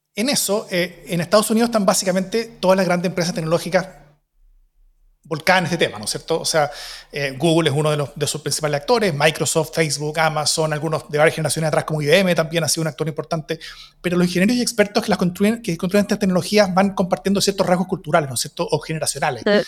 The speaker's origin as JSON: {"language": "Spanish", "country": "Chile"}